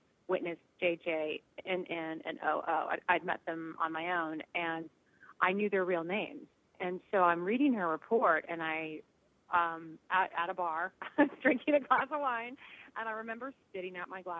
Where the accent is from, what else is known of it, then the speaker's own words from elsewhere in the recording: Southern California, United States; I grew up in Southern California